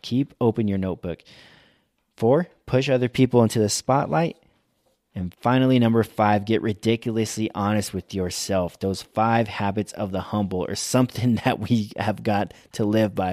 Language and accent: English; United States; we are American